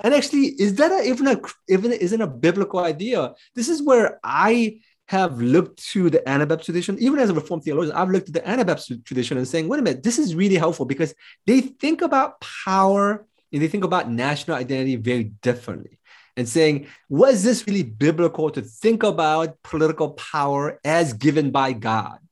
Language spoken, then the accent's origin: English; United States; I'm American